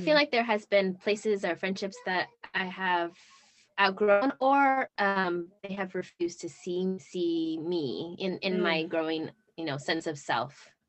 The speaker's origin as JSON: {"language": "English", "area": "Pico Rivera / Whittier area", "region": "California", "country": "United States", "tie": "born or raised there", "also_born_or_lived": "Long Beach"}